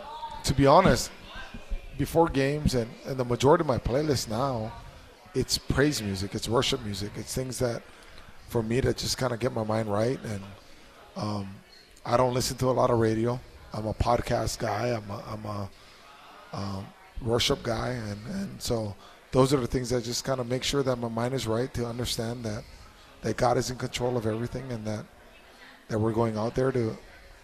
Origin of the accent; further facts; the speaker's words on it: Mililani, Hawaii, United States; growing up in Mililani